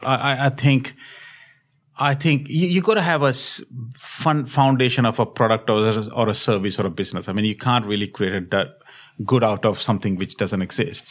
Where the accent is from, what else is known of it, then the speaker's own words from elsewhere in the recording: Delhi, India; moved away as an adult; also born or lived in Europe / America / Asia; I was born in India, in Delhi, and then have had an opportunity to work and study across the globe